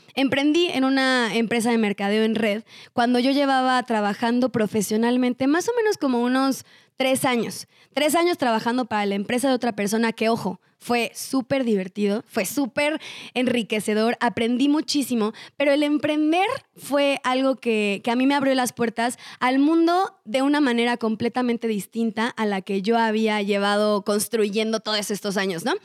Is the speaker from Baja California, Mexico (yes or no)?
no; Cuernavaca, Morelos, Mexico; yo soy de Cuernavaca, Morelos